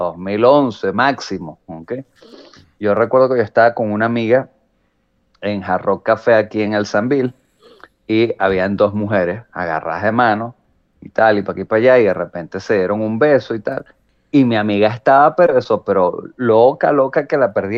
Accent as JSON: {"language": "Spanish", "town": "San Antonio de los Altos", "region": "Miranda", "country": "Venezuela", "tie": "born or raised there", "said": "yo realmente sentíme orgulloso así de San Antonio"}